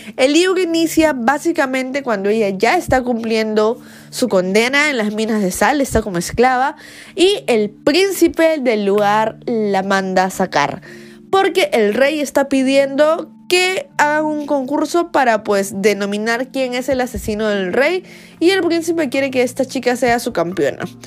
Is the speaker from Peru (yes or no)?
yes; Peru; soy una booktuber peruana